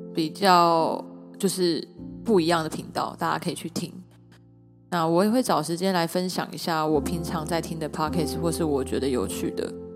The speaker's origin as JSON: {"language": "Chinese", "country": "Taiwan", "said": "我来自台湾，我是台湾人"}